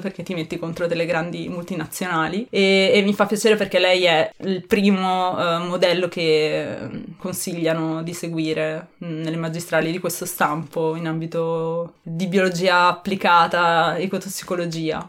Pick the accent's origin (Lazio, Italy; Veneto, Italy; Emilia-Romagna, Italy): Emilia-Romagna, Italy; Ferrara; sono di Ferrara